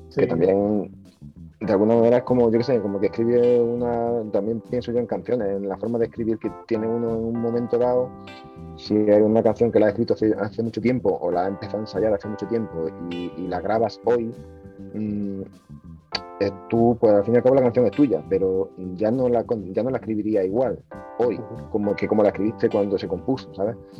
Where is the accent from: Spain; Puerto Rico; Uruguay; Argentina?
Spain; northern Córdoba, Andalusia; mi tierra, de, Córdoba, en el norte de Córdoba